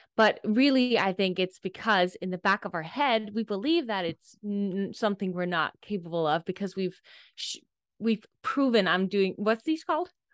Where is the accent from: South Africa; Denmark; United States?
Denmark; I'm from Denmark, i, in Europe, and I grew up